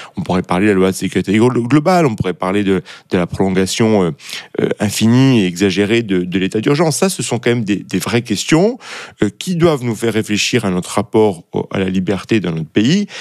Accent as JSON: {"language": "French", "country": "France", "said": "en tant que Français"}